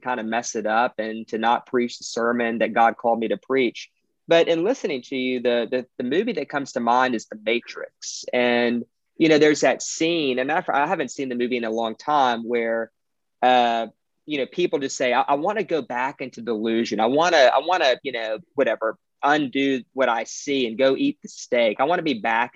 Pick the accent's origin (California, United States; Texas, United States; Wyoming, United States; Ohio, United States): Texas, United States; Beaumont; I'm from Beaumont, Texas. It's kind of Southeast Texas, right by the border of Louisiana